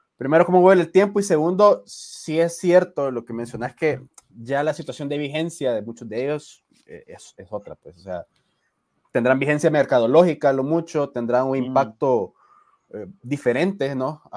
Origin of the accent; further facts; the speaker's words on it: El Salvador; nuestra idiosincrasia como salvadoreños